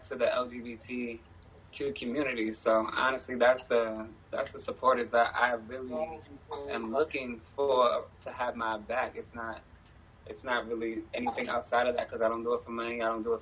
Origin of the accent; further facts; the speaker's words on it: New York City, New York, United States; also born or lived in Bronx, New York / Jamaica, Queens, New York; I'm originally from the Bronx. I was born in the Bronx. I moved to Queens, in Jamaica, Queens, when I was 9, and then to Far Rockaway when I was 11. So from there, I just was like raised in Far Rockaway